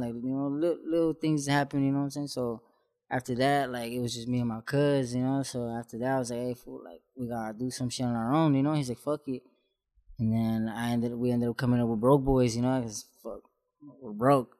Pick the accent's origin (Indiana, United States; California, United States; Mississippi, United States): California, United States; San Juan Capistrano; I come from San Juan Capistrano